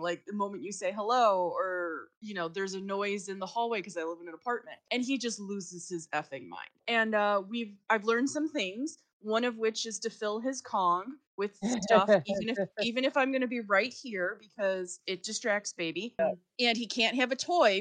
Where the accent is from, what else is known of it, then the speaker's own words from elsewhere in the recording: Chicago, Illinois, United States; moved away as an adult; now in Boston, United States; I'm not originally from Boston. I'm originally from Chicago. I've lived here like, 3 years now.